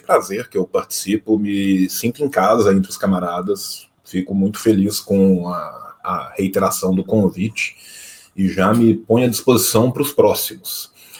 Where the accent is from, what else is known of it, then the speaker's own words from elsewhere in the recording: a region of Minas Gerais, Brazil; Eu venho de uma região de Minas Gerais que as minhas relações de produção no interior são muito mais próximas